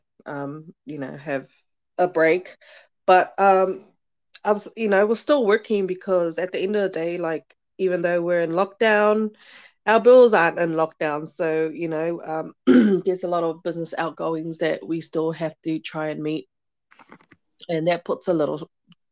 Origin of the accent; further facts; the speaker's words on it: Auckland, New Zealand; I'm Tongan. What else? I grew up in Onehunga